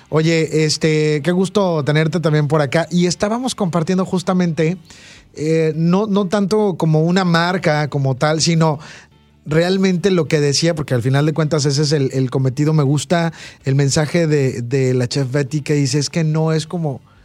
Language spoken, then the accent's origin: Spanish; Veracruz, Mexico; Yo soy de Veracruz